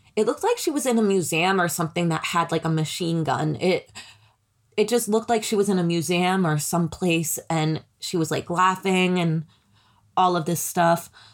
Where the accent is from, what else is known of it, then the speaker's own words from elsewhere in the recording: United States; I'm American